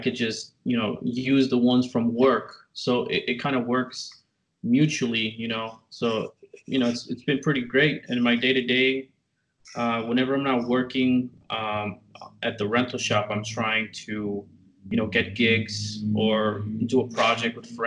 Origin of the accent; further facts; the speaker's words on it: McAllen, Texas, United States; also born or lived in Tyler, Texas; I grew up in McAllen, Texas, or like the RGV, as they call it, Rio Grande Valley.